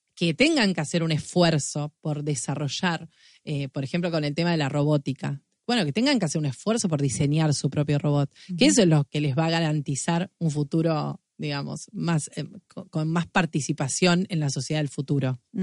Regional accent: Argentina; la imaginación y la creatividad que como argentinos tenemos

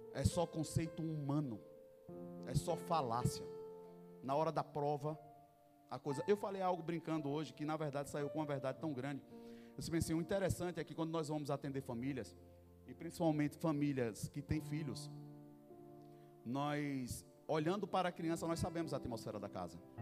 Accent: Northeast Region, Brazil; Eu sou nordestino

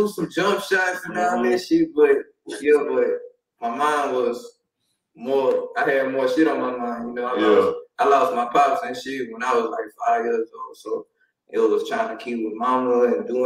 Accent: Houston, Texas, United States; I'm on the north side, but I grew up in 59 by Rosewood, Homestead area too

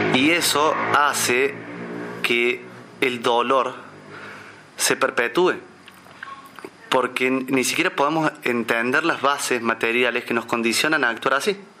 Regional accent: Córdoba, Argentina; Nací en Córdoba Capital en el año 1987

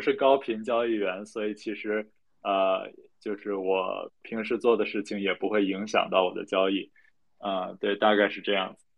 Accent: China; also born or lived in United Kingdom / Beijing; 我爸是英国人，我妈是中国人，所以我长得就是半华人不华人的样子。呃，然后呢，我是在英国出生，然后一年多回去。呃，但是，呃，大部分时间都是在国内

